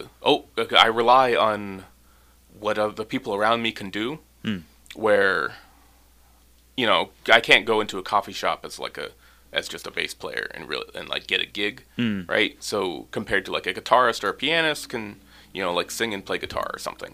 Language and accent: English; Gravina Island, Alaska, United States; also born or lived in Ketchikan, Alaska; I grew up on Gravina, the southern tip of Gravina.